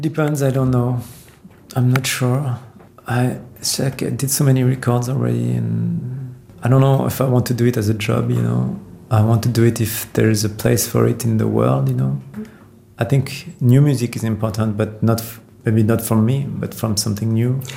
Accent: Versailles, Île-de-France, France; also born or lived in Paris; I grew up in Versailles, which is a pretty ancient town. So and in Paris

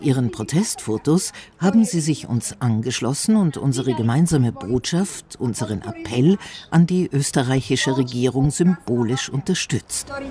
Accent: Slovakia; ich komme aus der Slowakei.

